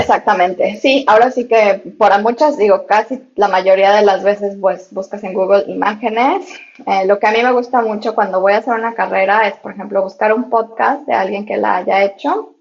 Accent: Mexico; now in Hong Kong; Yo soy de México

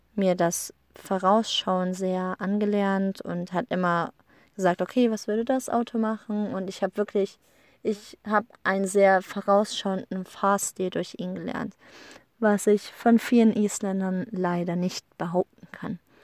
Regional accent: Germany; moved away as an adult; now in Iceland; bei uns in Deutschland

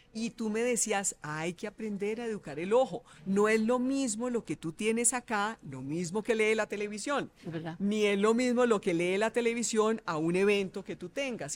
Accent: Bogotá, Colombia; bogotana, nací en Bogotá

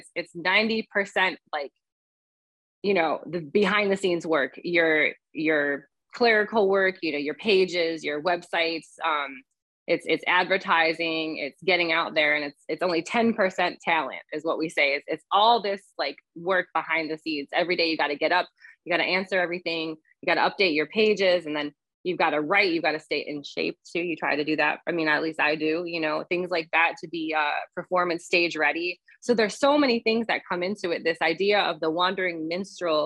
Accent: Cleveland, Ohio, United States; moved away; I grew up in Cleveland.

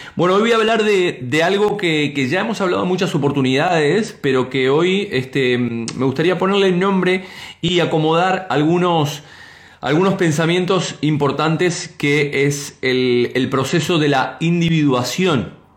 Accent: Argentina; now in Spain; como decimos en mi tierra

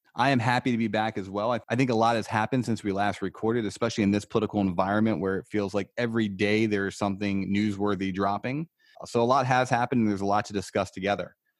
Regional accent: United States; us as the American people

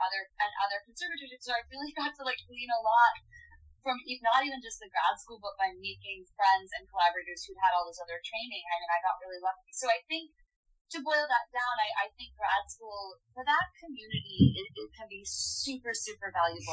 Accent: New Hampshire, United States; now in New York City, United States; I'm from New Hampshire

